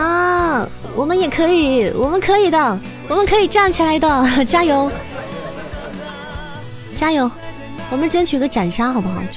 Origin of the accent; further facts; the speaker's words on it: Hunan, China; 听那个拐调，听那个嗯，我湖南人啊，就听这